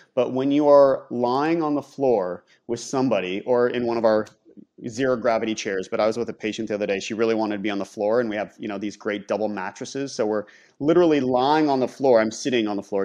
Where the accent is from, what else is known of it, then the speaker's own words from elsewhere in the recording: Ohio, United States; moved away as an adult; growing up in Ohio, leaving, um, getting the scholarship to go to U S C